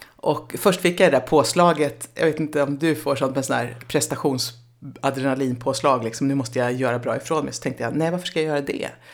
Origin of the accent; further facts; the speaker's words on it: Nyköping, Södermanland, Sweden; jag är uppvuxen i Nyköping